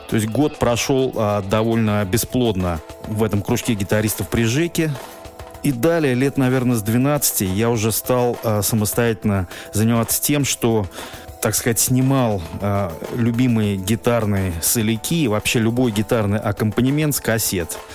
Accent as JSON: {"language": "Russian", "region": "Moscow", "country": "Russia", "tie": "born or raised there", "said": "Я родился в Москве в 1972 году."}